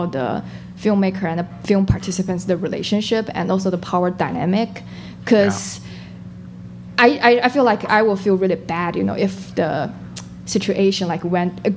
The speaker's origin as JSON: {"language": "English", "country": "China", "tie": "born or raised there", "moved": "as an adult", "lives_now": "United States", "said": "I was born and raised in China and I finished my college in China"}